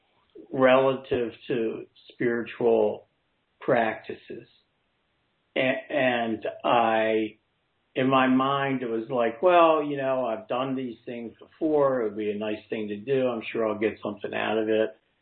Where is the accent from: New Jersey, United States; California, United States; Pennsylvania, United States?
New Jersey, United States; I'm from New Jersey